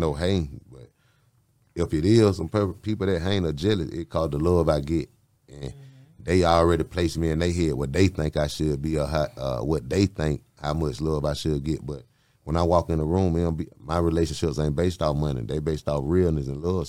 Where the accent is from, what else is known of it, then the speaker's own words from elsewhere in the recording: United States; I'm from Cleveland Avenue